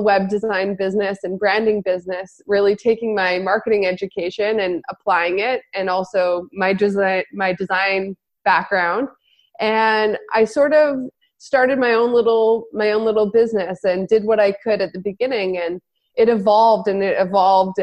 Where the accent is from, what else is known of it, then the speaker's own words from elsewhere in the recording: Kelowna, British Columbia, Canada; my hometown in Kelowna